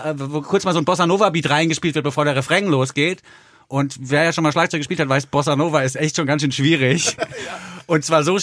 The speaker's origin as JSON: {"language": "German", "town": "Frankfurt", "region": "Hesse", "country": "Germany", "tie": "born there", "said": "weil ich bin ja geboren in Frankfurt am Main und das ist auch eine Stadt, die man erst lieben lernt, wenn man da Zeit verbringt"}